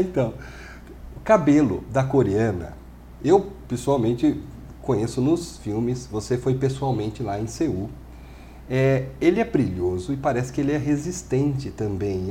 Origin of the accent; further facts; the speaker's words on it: Brazil; nós somos brasileiros